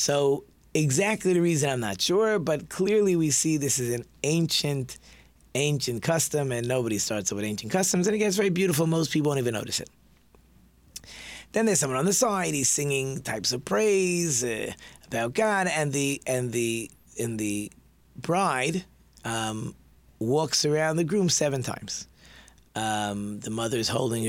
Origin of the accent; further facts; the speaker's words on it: Detroit, Michigan, United States; we're from Detroit